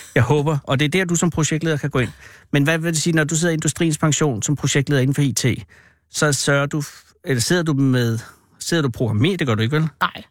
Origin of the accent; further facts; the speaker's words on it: Virum, Capital Region of Denmark, Denmark; jeg var ude fra Vium, og så kunne man gå på Vium Gymnasium